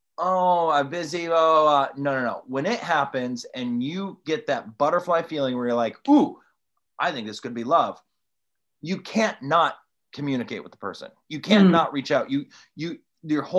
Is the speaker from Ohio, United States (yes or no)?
yes; Toledo, Ohio, United States; I'm from Toledo, Ohio.